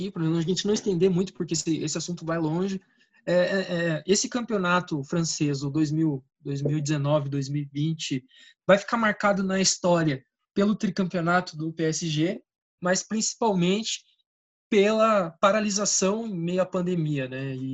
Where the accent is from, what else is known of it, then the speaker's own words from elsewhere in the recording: Portugal; Olha, eu sou português, né, cara?